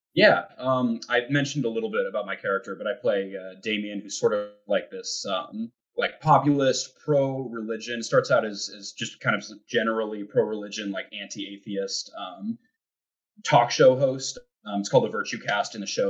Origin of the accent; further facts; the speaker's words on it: Montana, United States; I'm from Montana, which is like kind of you know the most middle of the country